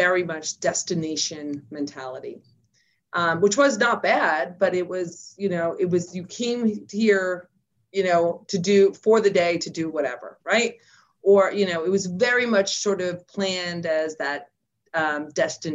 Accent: New York City, New York, United States; moved away; also born or lived in Queens, New York / New Jersey; we moved from the Bronx to New Jersey, actually Bronx, Queens, New Jersey

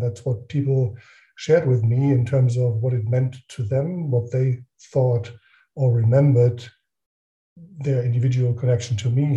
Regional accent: Northern Germany, Germany; moved away as an adult; now in Frankfurt, Germany; I grew up in northern Germany. I do live now in Frankfurt, in a small village, actually.

